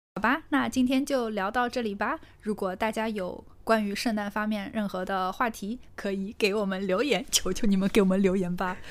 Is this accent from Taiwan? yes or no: no; Northeast China, China; 咱们东北人